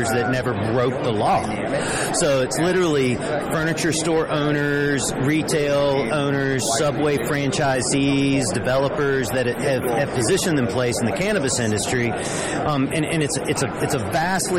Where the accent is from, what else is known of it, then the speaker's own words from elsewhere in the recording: Humboldt County, California, United States; also born or lived in Georgia; now in Denver, United States; I grew up in Humboldt County